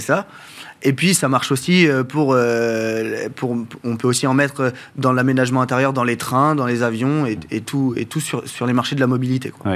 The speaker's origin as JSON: {"language": "French", "country": "France", "tie": "born or raised there", "said": "je suis originaire de la bête du Mont-Saint-Michel"}